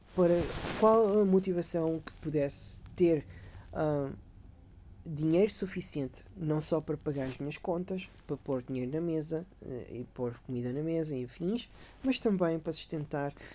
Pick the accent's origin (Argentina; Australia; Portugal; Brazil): Portugal; Caldas da Rainha, Leiria District; now in Sofia, Bulgaria; sou das Caldas da Rainha